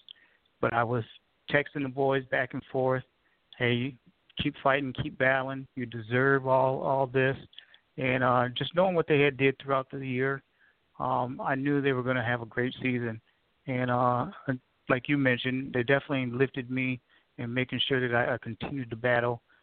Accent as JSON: {"language": "English", "region": "Michigan", "country": "United States", "moved": "as an adult", "lives_now": "South Carolina, United States", "said": "I'm originally from Michigan"}